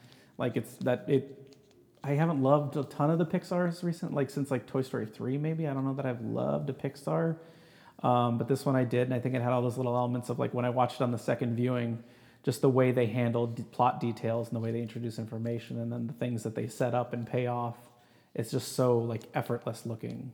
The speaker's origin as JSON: {"language": "English", "town": "Phoenix", "region": "Arizona", "country": "United States", "tie": "born or raised there", "said": "I grew up in Phoenix"}